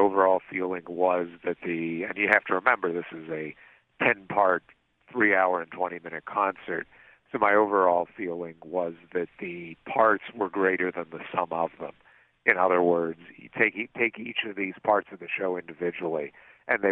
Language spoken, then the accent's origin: English; Pittsburgh, Pennsylvania, United States; moved away; My hometown